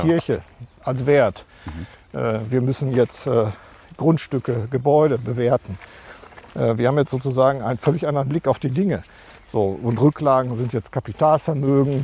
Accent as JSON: {"language": "German", "town": "Marl", "region": "North Rhine-Westphalia", "country": "Germany", "tie": "born or raised there", "lives_now": "Castrop-Rauxel, Germany", "said": "komme auch gebürtig aus Mahl."}